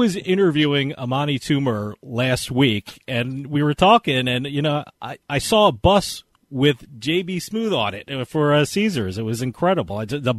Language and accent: English; New Jersey, United States; my home state of New Jersey.